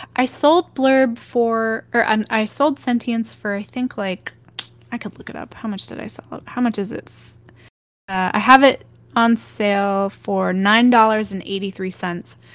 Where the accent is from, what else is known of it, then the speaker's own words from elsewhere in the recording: Texas, United States; where I'm from, and I grew up in Texas